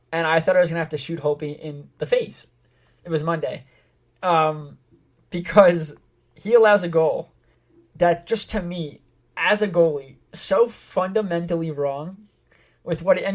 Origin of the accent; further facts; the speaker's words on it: East Northport, New York, United States; I grew up in East Northport.